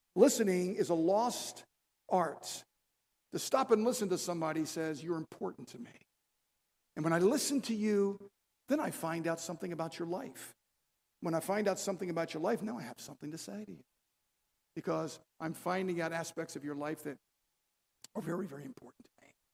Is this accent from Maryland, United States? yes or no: yes; Baltimore, Maryland, United States; I was raised in an Italian home. My father was, was uh, uh from Italy, and my grandmother, my nonna, she would uh, make spaghetti sauce. We are from Baltimore